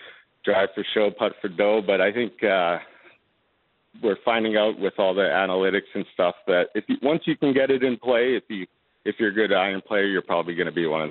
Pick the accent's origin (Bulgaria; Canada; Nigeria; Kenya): Canada; Just from growing up in Canada, you usually, in the winter, you end up playing hockey or other sports.